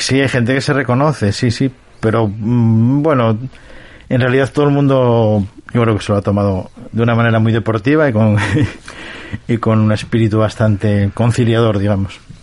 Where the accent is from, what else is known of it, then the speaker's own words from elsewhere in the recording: Cacabelos, Castile and León, Spain; also born or lived in London; now in Oviedo, Spain; me trasladé desde mi pueblo natal, Cacabelos, hasta, hasta, hasta Oviedo